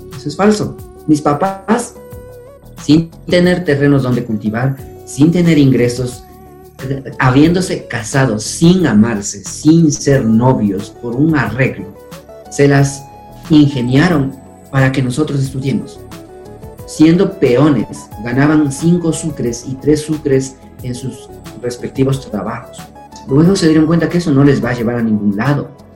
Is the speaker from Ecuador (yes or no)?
yes; Chibuleo, Tungurahua, Ecuador; first language Kichwa; Spanish is a second language; also born or lived in Boston, United States; Fui un niño feliz como todo niño que vivió en esa época aquí en Chipuleo